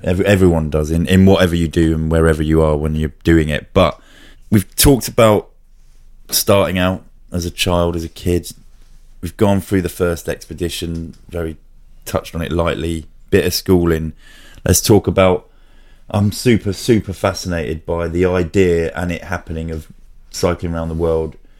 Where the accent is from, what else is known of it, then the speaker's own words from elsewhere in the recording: Bedfordshire, East of England, United Kingdom; I grew up sort of in Bedfordshire